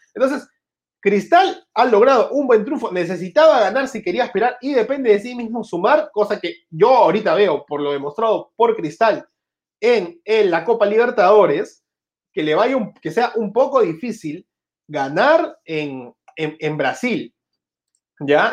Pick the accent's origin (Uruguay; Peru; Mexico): Peru